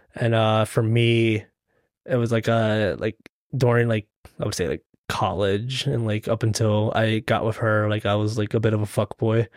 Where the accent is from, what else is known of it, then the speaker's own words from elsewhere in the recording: Lancaster, Pennsylvania, United States; also born or lived in The Bronx, New York; then we lived in Lancaster pretty much, or my, m, like, most of my life.